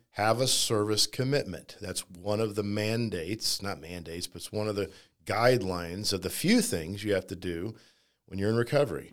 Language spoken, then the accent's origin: English; Kansas City, Missouri, United States; moved away as an adult; now in St. Louis, United States; I grew up in Kansas City